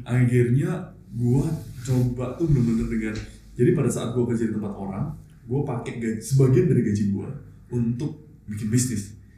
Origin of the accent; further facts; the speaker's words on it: Surabaya, East Java, Indonesia; gue dari Surabaya